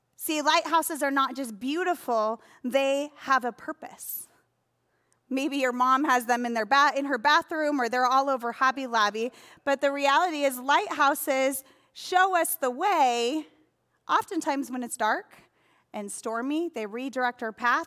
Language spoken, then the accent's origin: English; Sheboygan, Wisconsin, United States; my hometown, Sheboygan, Wisconsin